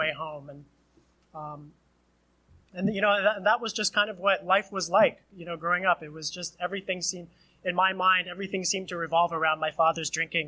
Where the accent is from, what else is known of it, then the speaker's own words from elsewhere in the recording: Hawaii, United States; moved away as an adult; also born or lived in Illinois; now in Iowa City, United States; growing up in Hawaii